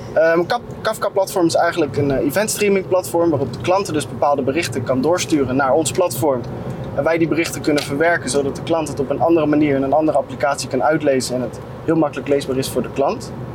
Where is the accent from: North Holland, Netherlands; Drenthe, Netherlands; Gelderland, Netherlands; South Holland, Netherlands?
Gelderland, Netherlands; Tiel; also born or lived in Nieuwegein; ik ben toevallig geboren in Nieuwegein, waar nu natuurlijk X-Force geplaatst is. En op tweejarige leeftijd ben ik naar Tiel verhuisd.